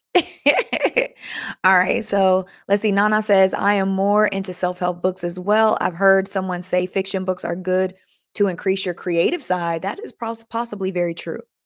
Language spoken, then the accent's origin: English; Oakland, California, United States; I'm from Oakland